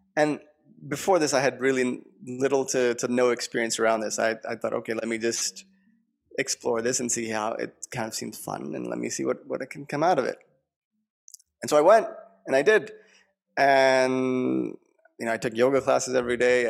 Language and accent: English; Long Island, New York, United States; I grew up in New York, Long Island